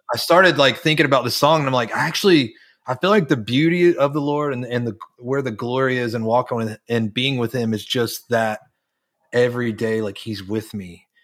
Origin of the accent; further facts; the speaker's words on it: Charlotte, North Carolina, United States; moved away; I grew up in North Carolina. I grew up in North Carolina, representing my Panthers today.